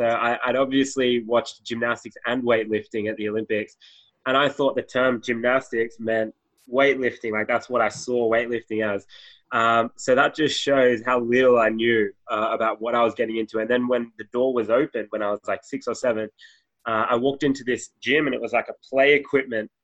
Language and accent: English; Sydney, New South Wales, Australia; Born and raised in Sydney, Australia